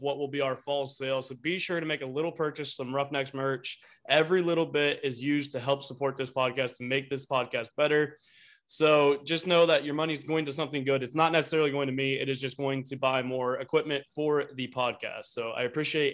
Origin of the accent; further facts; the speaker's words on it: Ohio, United States; I'm from Ohio